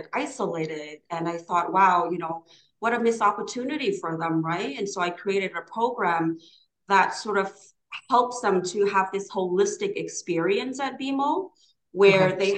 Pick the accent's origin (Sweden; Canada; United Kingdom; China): Canada; English is a second language; also born or lived in Hanoi, Vietnam / Hong Kong; growing up in Canada was a little bit, it was a bit challenging